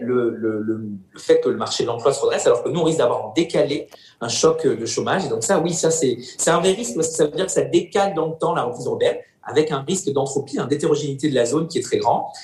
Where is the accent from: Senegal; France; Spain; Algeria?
France; now in Germany; je suis français